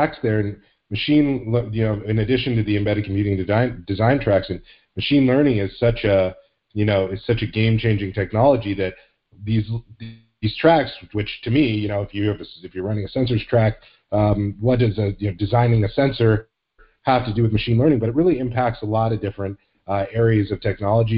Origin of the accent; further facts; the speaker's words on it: Phoenix, Arizona, United States; my hometown, Phoenix, actually a suburb of Phoenix called Tempe